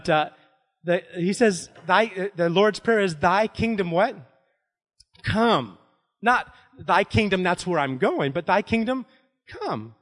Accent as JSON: {"language": "English", "town": "New Philadelphia", "region": "Ohio", "country": "United States", "tie": "born or raised there", "moved": "yes", "said": "I grew up in New Philly"}